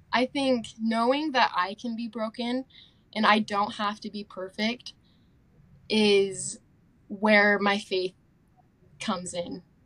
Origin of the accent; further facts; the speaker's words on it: Tooele, Utah, United States; moved away as an adult; also born or lived in Spokane, Washington; now in Rexburg, United States; I'm from Tooele, Utah